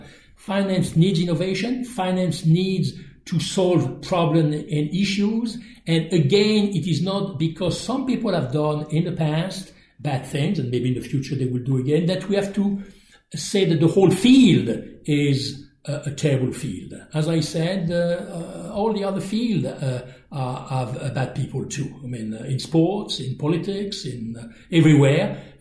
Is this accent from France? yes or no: yes; France; accent: French; English is a second language; my French accent